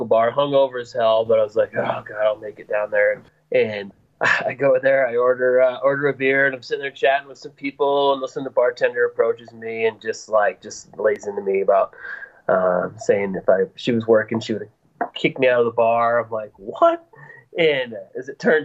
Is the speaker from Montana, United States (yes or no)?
yes; Bozeman, Montana, United States; moved away as an adult; I was born and raised in Bozeman, Montana